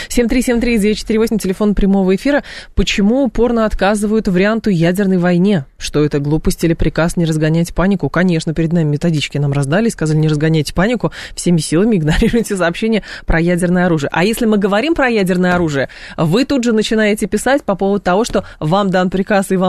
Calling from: Moscow, Russia; Да, здравствуйте … я из Москвы.

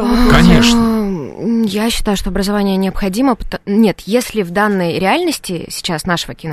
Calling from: Moscow, Russia; я из Москвы.

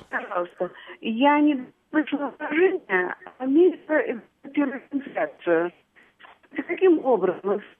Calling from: Moscow, Russia; Из Москвы.

